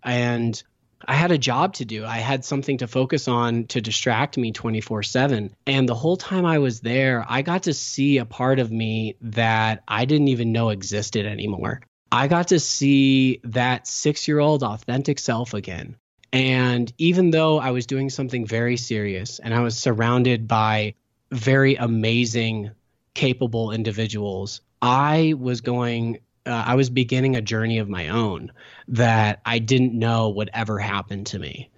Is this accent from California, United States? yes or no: yes; Sacramento, California, United States; moved away; also born or lived in St. Louis, Missouri / Hawaii; I'm originally from Sacramento, California.